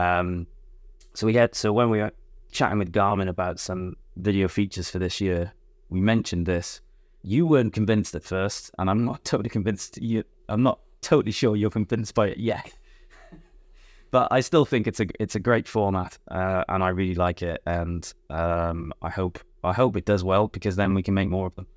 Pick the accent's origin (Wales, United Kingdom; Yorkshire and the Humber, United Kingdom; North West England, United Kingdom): Wales, United Kingdom; moved away; I'm from Wales